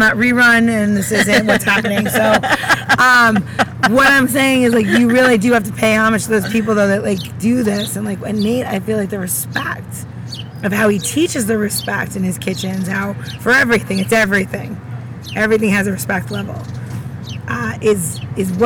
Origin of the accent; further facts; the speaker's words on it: New York, United States; I'm from New York